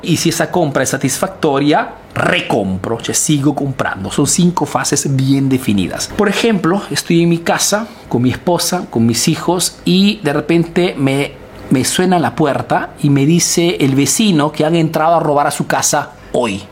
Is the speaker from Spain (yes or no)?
no; Peru; now in Italy